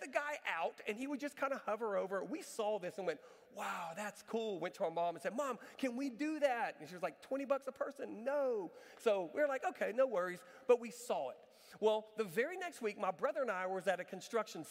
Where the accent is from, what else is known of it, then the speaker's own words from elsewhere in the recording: Galveston, Texas, United States; moved away; I went to Galveston, my hometown.